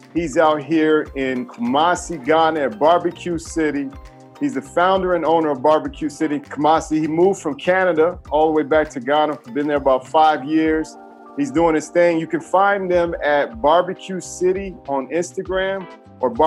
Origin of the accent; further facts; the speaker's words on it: United States; I grew up in the States